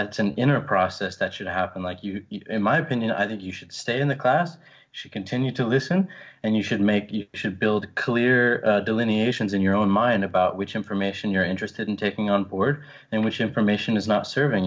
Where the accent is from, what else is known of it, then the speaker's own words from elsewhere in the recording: Orlando, Florida, United States; I was born in Orlando, Florida, near Disney World